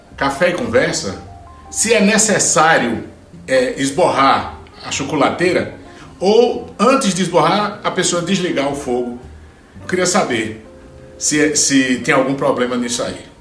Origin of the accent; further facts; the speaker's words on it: Juazeiro do Norte, Ceará, Brazil; eu cresci vendo isso lá na, na, no sertão, sou de Juazeiro do Norte, no, no Ceará.